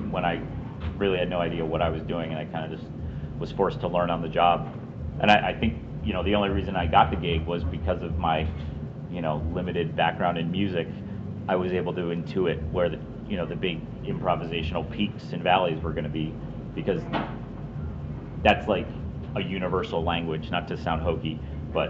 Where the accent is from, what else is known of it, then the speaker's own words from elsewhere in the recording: Syracuse, New York, United States; I was born in Syracuse.